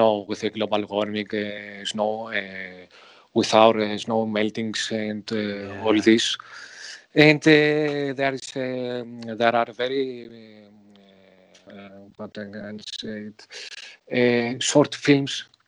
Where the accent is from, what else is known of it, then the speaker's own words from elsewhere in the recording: Greece; English is a second language; I am from Greece